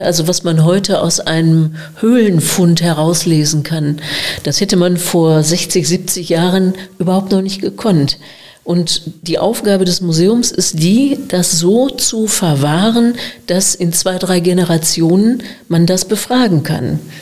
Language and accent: German; Gelsenkirchen, North Rhine-Westphalia, Germany; accent: Ruhrgebiet; also born or lived in Freiburg / Münster; now in Breckerfeld, Germany; schleicht sich doch das eine oder andere Ruhrgebietsidiom ein. Also ich bin aus Gelsenkirchen